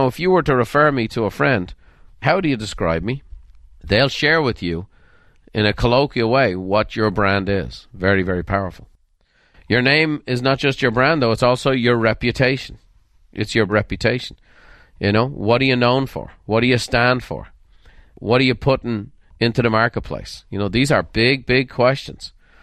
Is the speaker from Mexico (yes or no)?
no; Dublin, Leinster, Ireland; I grew up in Dublin, Ireland, and a lot of my friends were Murphys and McCormicks and O'Briens and Sweeneys